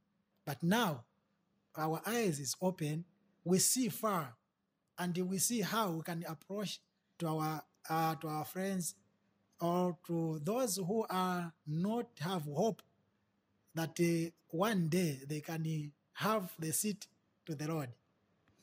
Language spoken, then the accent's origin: English; Mzuzu, Northern Region, Malawi; from Zuzu.